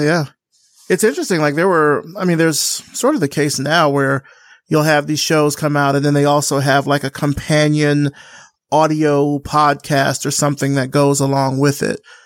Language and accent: English; Alabama, United States; I'm from Alabama